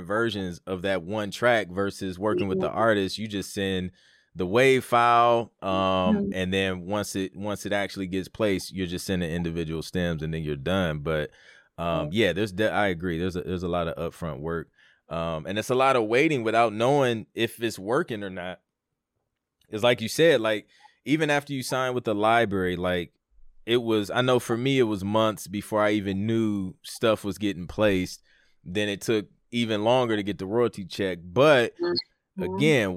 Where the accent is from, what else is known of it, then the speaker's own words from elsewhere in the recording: Toledo, Ohio, United States; I'm from Toledo, Ohio. Like, there's no like music scene there